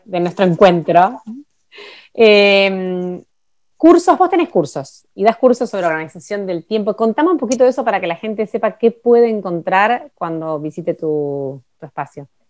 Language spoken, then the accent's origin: Spanish; Buenos Aires, Argentina; moved away as an adult; now in Ushuaia, Argentina; soy de Buenos Aires y mi vida está en Buenos Aires